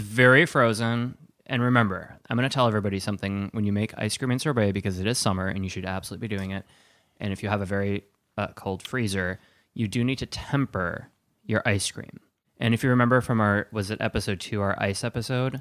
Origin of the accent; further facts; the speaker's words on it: Wisconsin, United States; I grew up in Wisconsin